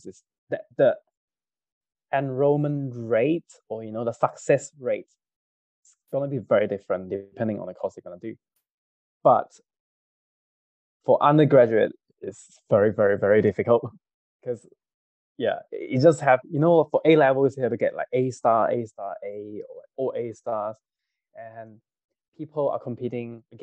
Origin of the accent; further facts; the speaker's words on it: Kajang, Selangor, Malaysia; growing up in Kajang, Satay Town, every day it's Satay